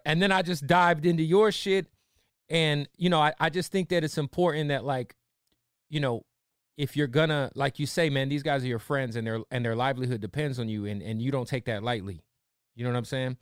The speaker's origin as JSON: {"language": "English", "region": "Arizona", "country": "United States", "said": "I'm a Cardinals fan. I'm from Arizona"}